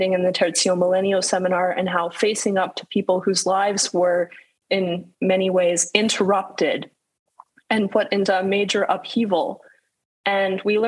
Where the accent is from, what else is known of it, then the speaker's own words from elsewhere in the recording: Calgary, Alberta, Canada; my hometown, beautiful Calgary in the Alberta Rocky Mountains